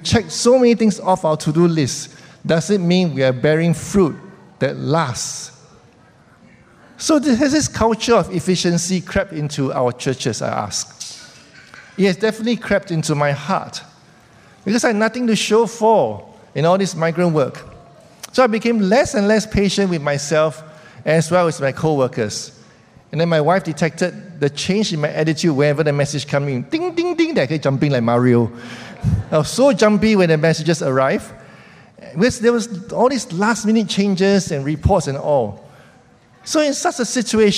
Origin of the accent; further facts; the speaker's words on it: Singapore; as Singaporeans